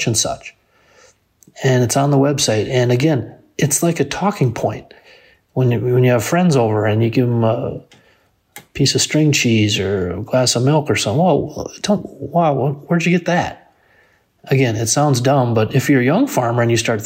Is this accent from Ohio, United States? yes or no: no; Benson, Minnesota, United States; my hometown of Benson, Minnesota